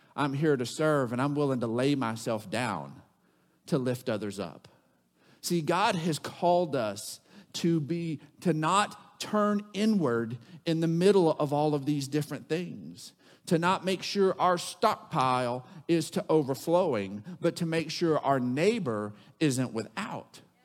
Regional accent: Odessa, Texas, United States; growing up in Odessa, Texas

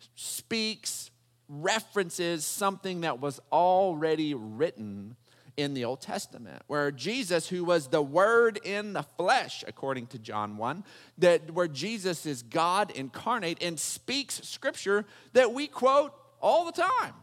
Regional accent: Texas, United States; growing up in Texas

